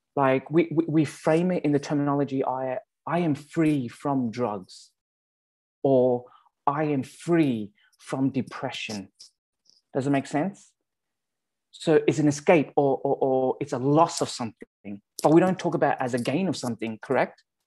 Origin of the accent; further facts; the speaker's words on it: Sydney, New South Wales, Australia; accent: Australian; also born or lived in Calgary, Canada; now in Abbotsford, Canada; my Australian accent